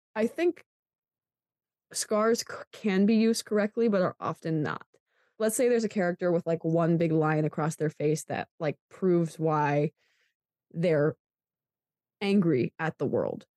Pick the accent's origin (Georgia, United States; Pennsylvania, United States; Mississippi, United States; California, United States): Pennsylvania, United States; I'm from Pennsylvania